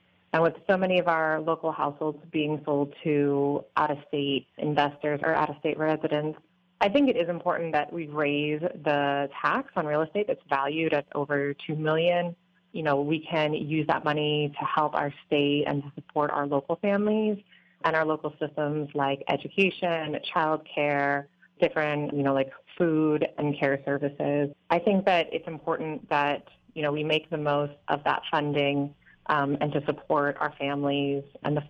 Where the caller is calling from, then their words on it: Kaneohe, Hawaii, United States; Hi, this is … I'm calling from Kaneohe.